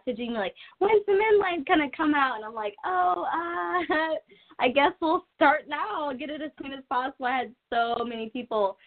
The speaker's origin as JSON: {"language": "English", "town": "Columbus", "region": "Ohio", "country": "United States", "said": "I am from Columbus, Ohio, so we do have this place called The Short North"}